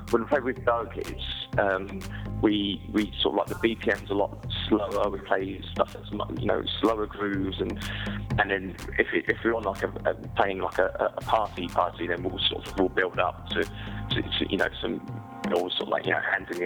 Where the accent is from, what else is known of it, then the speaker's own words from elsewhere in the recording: Watford, East of England, United Kingdom; moved away as an adult; now in Berlin, Germany; I'm originally from Watford, just on the edge of London